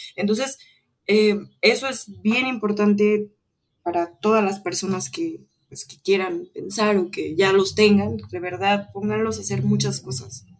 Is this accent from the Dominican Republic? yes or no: no; Mexico; nosotros como mexicanos